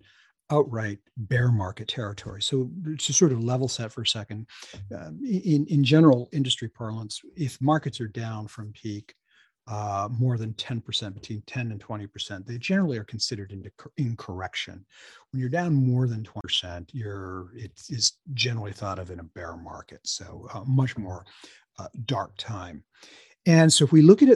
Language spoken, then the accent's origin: English; Lebanon, New Hampshire, United States; also born or lived in Hanover, New Hampshire; I am a native Granite Stater. I was born in Hanover and raised in the next town, Lebanon, in the Upper Valley.